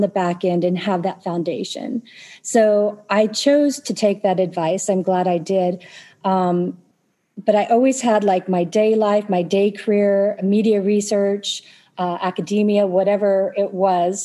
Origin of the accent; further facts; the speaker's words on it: Tulsa, Oklahoma, United States; I was born in Tulsa. I lived most of my life here